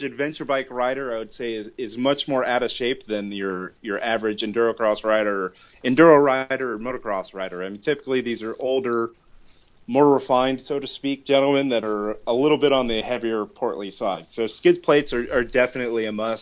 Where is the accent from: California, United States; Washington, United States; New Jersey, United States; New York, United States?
California, United States; Southern; now in Pacific Northwest, United States; I grew up in Southern California